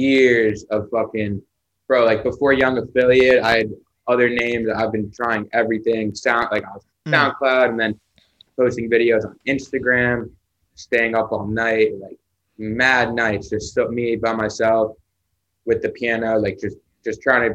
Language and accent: English; Hollywood, Florida, United States; I'm from Florida, from Hollywood, Florida.